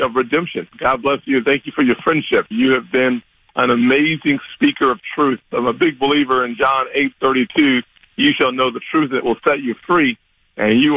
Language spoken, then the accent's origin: English; South Carolina, United States; I was growing up in South Carolina